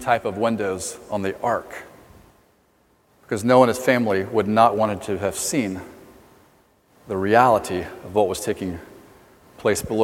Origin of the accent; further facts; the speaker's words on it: Ocala, Florida, United States; I was born in Ocala, Florida, home of Silver Springs